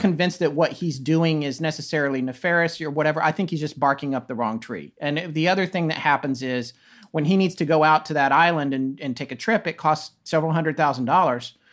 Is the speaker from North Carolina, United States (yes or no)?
yes; Raleigh, North Carolina, United States; also born or lived in Death Valley, California / Denver, Colorado; I moved to Raleigh, North Carolina, which is where I consider myself as being from. I grew up more in North Carolina